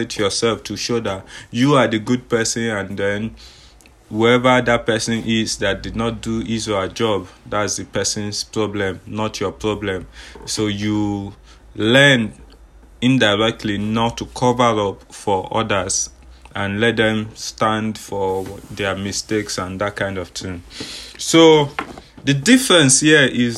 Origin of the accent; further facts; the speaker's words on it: Nigeria; I'm from Nigeria